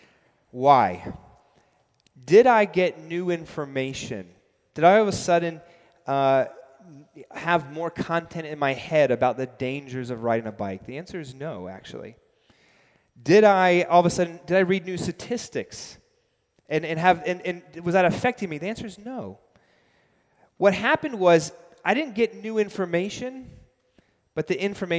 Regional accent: New York City, New York, United States; also born or lived in London; I grew up biking in New York City

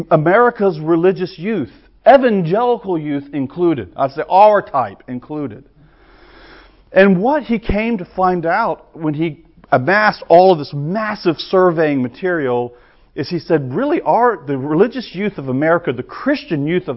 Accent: the South, United States; I'm a Southerner

